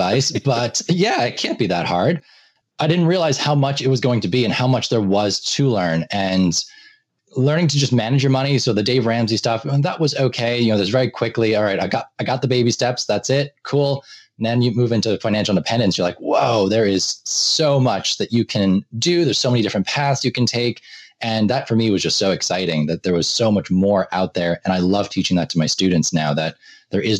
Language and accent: English; Ireland; moved away as an adult; also born or lived in Boston, United States; now in United States; I came from Ireland. So I did my high school and undergraduate education in Ireland, moved to the U.S.